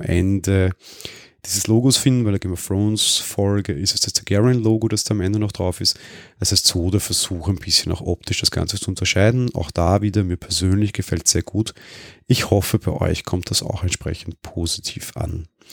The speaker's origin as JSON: {"language": "German", "region": "Vienna", "country": "Austria", "said": "ich bin Wiener"}